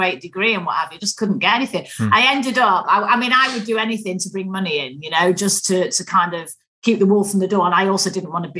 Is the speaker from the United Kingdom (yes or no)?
yes; Manchester, North West England, United Kingdom; accent: Mancunian; I grew up in Manchester